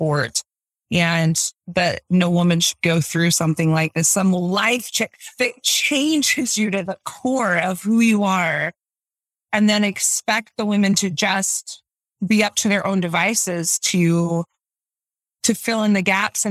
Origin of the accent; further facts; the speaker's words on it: Utah, United States; I'm from Utah, born and raised, live here now